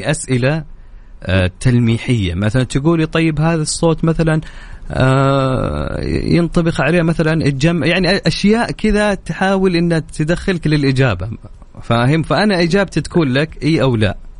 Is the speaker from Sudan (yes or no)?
yes; Sudan; now in Riyadh, Saudi Arabia; انا من السودان